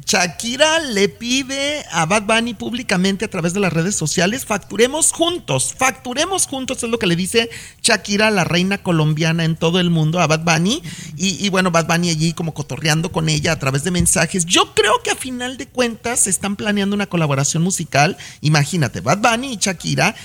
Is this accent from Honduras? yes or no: no; Mexico; now in United States; como mexicano